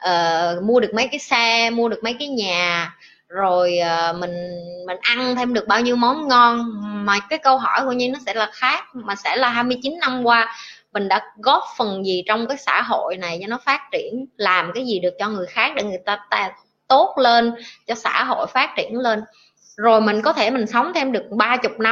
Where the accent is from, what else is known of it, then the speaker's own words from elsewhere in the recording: Tam Kỳ, Quang Nam, Vietnam; born there; anh ở ngay chợ tâm kỳ luôn vì sinh ở tâm kỳ nên anh hiểu anh nghe giọng em rất thân thương